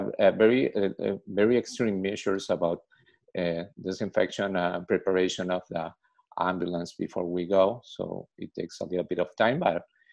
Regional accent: Lima, Peru; I'm from Lima, from Peru.

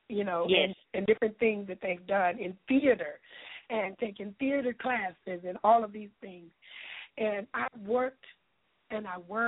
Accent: Lufkin, Texas, United States; I'll be starring in it in Lufkin, Texas, in my hometown.

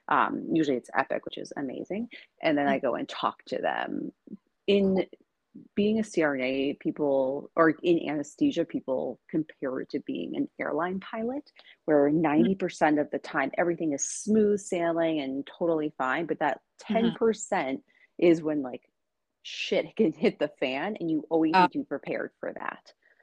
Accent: New York City, New York, United States; now in Seattle, United States; I came from New York City and I'm in Seattle

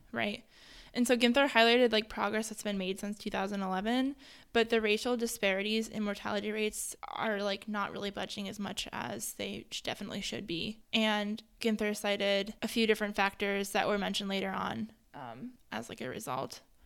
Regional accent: Hudson Valley, New York, United States; now in Ohio, United States; growing up in, like, the Hudson Valley

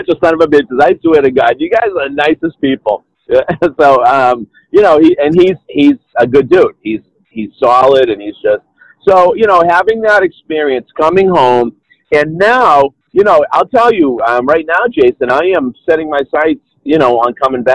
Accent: Lowell, Massachusetts, United States; also born or lived in Minneapolis–Saint Paul, Minnesota; I grew up in Lowell, Massachusetts

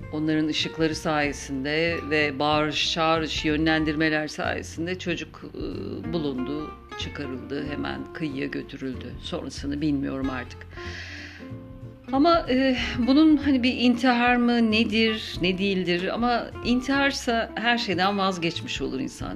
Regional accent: Istanbul, Turkey; now in Izmir, Turkey; Ben İstanbul doğumluyum. Orada yaşadım yıllarca

